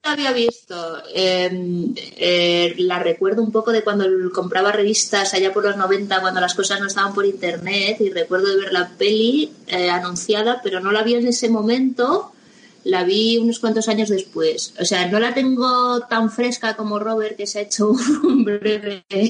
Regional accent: Spain; nosotros somos españoles

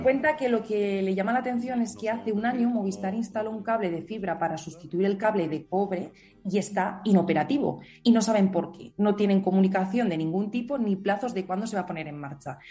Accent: Teruel, Aragon, Spain; mi pueblo esté muerto, pero créeme que solo está en medio de Teruel

